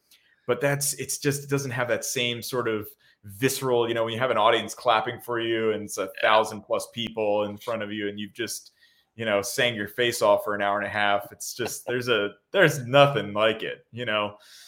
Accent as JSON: {"language": "English", "region": "New Jersey", "country": "United States", "tie": "born or raised there", "said": "Tyler and I are very close friends, and we grew up together in South New Jersey."}